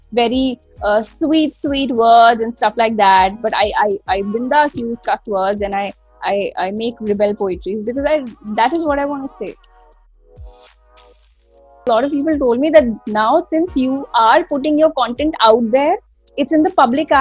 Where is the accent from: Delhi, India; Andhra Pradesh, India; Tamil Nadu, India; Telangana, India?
Delhi, India; moved away as an adult; also born or lived in Jaipur; now in Mumbai, India; Delhi is my hometown